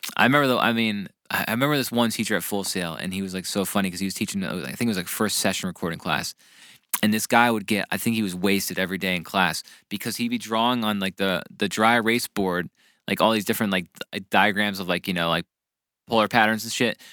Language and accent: English; New Jersey, United States; I grew up in New Jersey